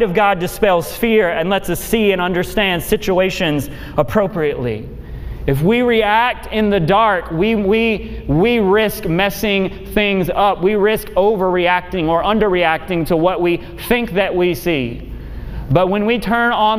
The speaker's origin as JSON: {"language": "English", "town": "Memphis", "region": "Tennessee", "country": "United States", "tie": "born or raised there", "said": "I grew up in Memphis"}